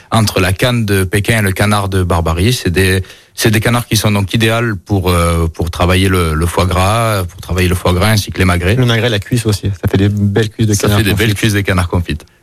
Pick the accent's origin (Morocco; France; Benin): France; Auvergne-Rhône-Alpes; Plutôt Yona, je suis originaire de l'Ain. Plus fan de Yona pour le rugby.